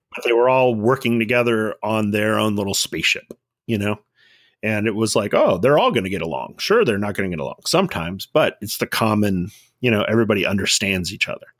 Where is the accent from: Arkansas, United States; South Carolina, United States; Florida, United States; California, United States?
California, United States; Southern; I grew up in Southern California, right around from, like, where In N Out first started